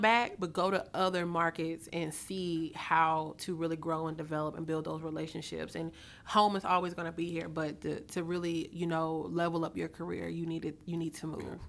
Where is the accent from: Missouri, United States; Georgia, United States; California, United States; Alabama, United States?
Alabama, United States; Mobile; moved away as an adult; now in Atlanta, United States; I'm originally from Mobile, Alabama